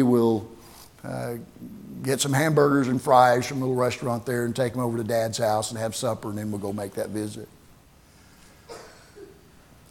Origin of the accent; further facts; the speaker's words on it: Tyrone, Oklahoma, United States; moved away; the little town that I grew up in Oklahoma, Tyrone.